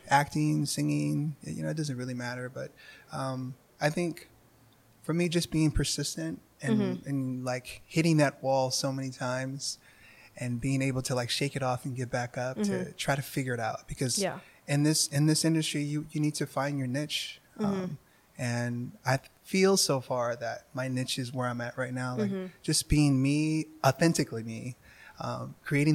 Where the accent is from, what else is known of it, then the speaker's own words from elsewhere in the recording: Los Angeles, California, United States; I grew up here in Los Angeles